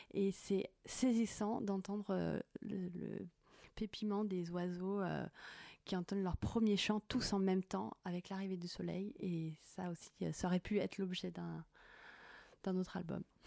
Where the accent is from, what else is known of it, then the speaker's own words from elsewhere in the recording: Haute-Savoie, Auvergne-Rhône-Alpes, France; j'ai grandi à la montagne, donc j'ai une affection euh, toute particulière à la montagne. Je suis née en Haute-Savoie